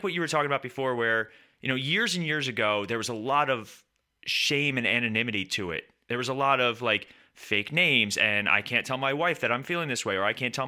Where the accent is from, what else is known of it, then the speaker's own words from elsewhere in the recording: New York, United States; I grew up in New York with an Italian family and a Swedish and Norwegian family